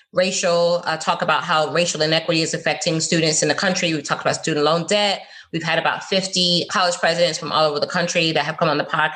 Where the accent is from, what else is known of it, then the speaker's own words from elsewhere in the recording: Fort Lauderdale, Florida, United States; also born or lived in London, United Kingdom / Miami, Florida; now in West Palm Beach, United States; But I'm from Fort Lauderdale. I grew up in Fort Lauderdale. I live in West Palm Beach